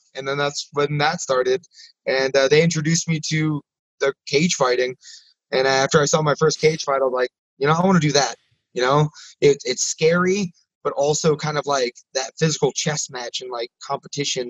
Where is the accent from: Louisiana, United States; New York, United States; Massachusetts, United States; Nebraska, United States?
Nebraska, United States; growing up in Nebraska